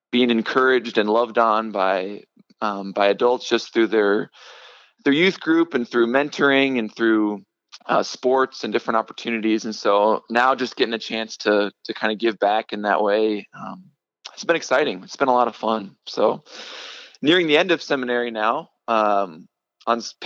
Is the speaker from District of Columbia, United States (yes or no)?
no; Omaha, Nebraska, United States; moved away as an adult; now in Denver, United States; I grew up in Nebraska